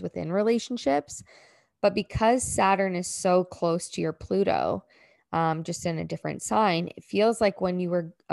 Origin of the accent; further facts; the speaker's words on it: Ontario, Canada; moved away as an adult; I used to live in Ontario. I'm from Ontario, and I moved in 2013.